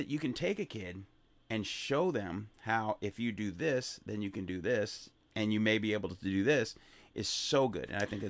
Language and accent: English; Chicago, Illinois, United States; because I grew up in South Shore in a very depressed area as well, and in Chicago.